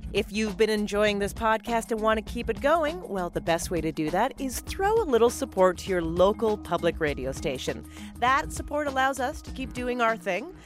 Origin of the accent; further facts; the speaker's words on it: Canada; We're both Canadian